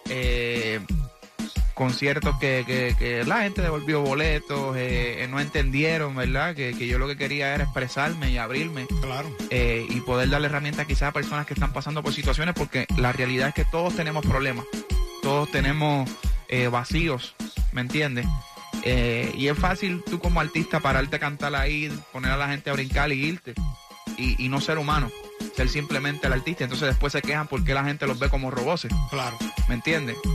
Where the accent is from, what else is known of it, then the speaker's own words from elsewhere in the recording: Puerto Rico; now in Miami, United States; yo vine de Puerto Rico pues a buscar que mi, carrera siguiera creciendo